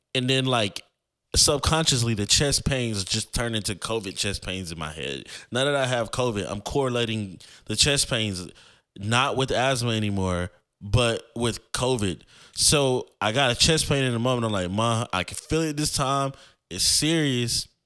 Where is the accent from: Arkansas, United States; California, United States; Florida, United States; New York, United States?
Florida, United States; I grew up in Florida